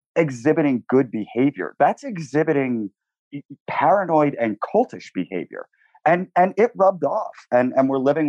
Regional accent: New York City, New York, United States; you know, I'm a New Yorker.

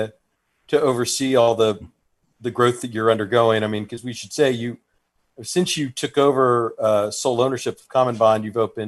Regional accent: Texas, United States; we as Texans

